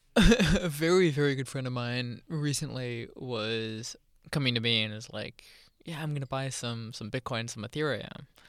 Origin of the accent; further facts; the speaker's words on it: Charlotte, North Carolina, United States; I grew up in Charlotte